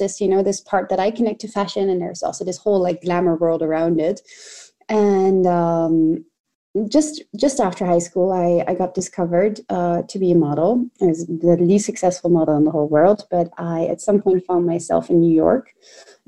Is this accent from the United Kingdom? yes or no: no; The Hague, South Holland, Netherlands; I grew up in The Hague